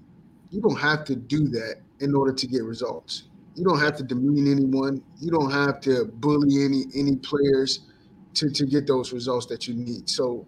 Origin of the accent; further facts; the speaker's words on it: Alexandria, Louisiana, United States; I'm from Alexandria myself, man. Well, I lived there for a little bit. Yeah, I went to Ash.